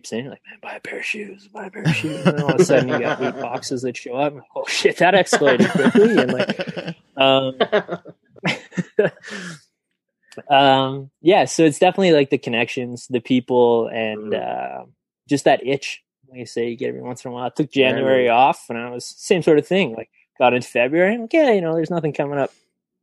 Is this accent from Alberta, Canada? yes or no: yes; Red Deer, Alberta, Canada; I'm from Red Deer, Alberta, and that's actually the name.